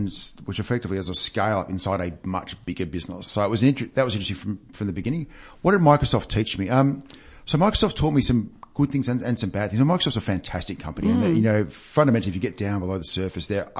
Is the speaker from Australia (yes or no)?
yes; Victoria, Australia; local born and bred. In fact, my father lives in Mornington, so I know this area very well.